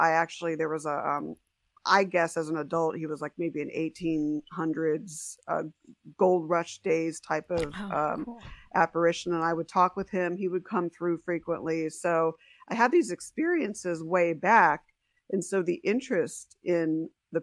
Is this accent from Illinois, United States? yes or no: no; San Diego, California, United States; also born or lived in Huntington Beach, California / Las Vegas, Nevada; came back out to San Diego